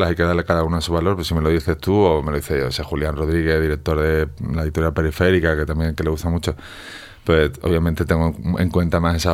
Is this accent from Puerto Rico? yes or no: no; Spain; También existe una versión refrán más antipática, más castellana, supongo. Castellana que soy española.